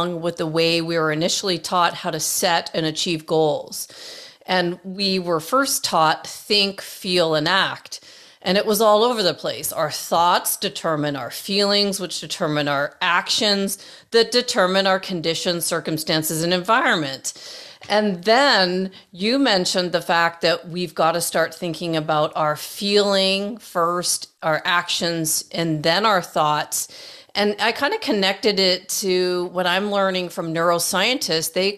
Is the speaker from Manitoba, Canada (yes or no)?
no; Toronto, Ontario, Canada; now in Arizona, United States; my hometown of Toronto, Canada